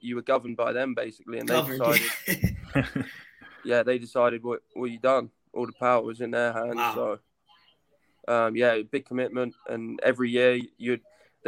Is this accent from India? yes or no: no; south coast of England, United Kingdom; also born or lived in Kent, England; I was born in Kent in England. This is like south of London. Grew up there till I was about five. And moved down to the south coast